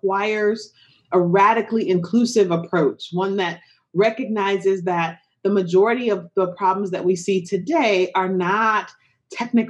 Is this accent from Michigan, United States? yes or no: yes; Detroit, Michigan, United States; growing up in Detroit, Michigan